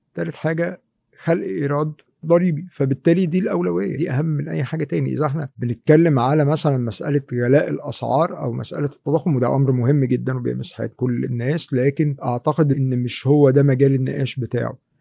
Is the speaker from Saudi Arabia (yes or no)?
no; Egypt; عندنا في مصر